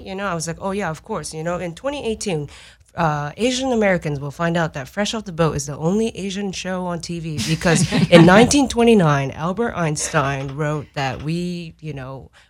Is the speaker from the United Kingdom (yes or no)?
no; Japan; moved away; I grew up in Japan